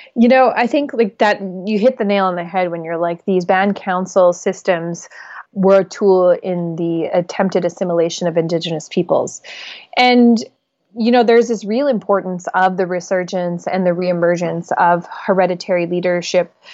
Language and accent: English; Alberta tar sands, Canada; I come from the Alberta tar sands, where we have seen the destruction and the diminishing and the, you know, contamination of our territory